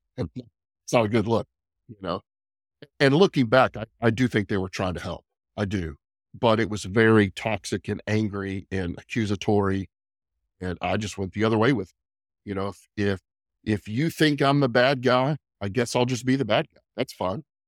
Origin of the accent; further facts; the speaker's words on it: Lubbock, Texas, United States; moved away as an adult; also born or lived in Dallas, Texas; now in Lexington, United States; I grew up in a couple different places, mostly West Texas, Lu, uh, Lubbock